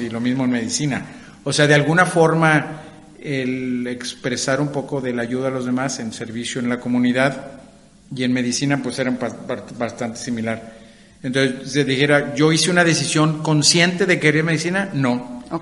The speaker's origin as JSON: {"language": "Spanish", "town": "Monterrey", "region": "Nuevo León", "country": "Mexico", "tie": "born or raised there", "also_born_or_lived": "United States", "moved": "as an adult", "said": "yo nací en Monterrey"}